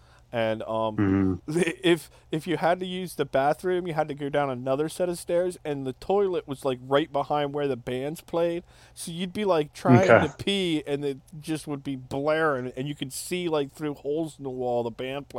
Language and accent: English; Maryland, United States; we're both from Maryland